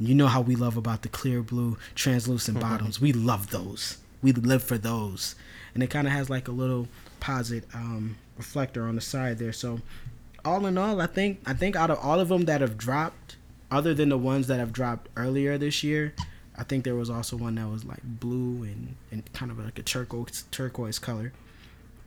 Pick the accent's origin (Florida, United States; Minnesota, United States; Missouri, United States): Minnesota, United States; I'm not from New York at all. I'm really not. I'm, like, homegrown from Minnesota.